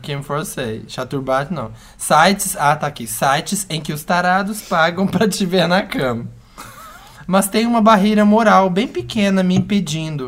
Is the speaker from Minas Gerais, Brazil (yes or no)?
yes; Minas Gerais, Brazil; como bom mineiro que sou